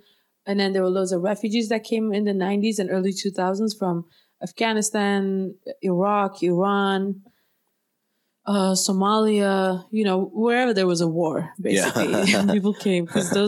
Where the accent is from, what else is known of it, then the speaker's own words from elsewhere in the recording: Copenhagen, Capital Region of Denmark, Denmark; I grew up in Copenhagen.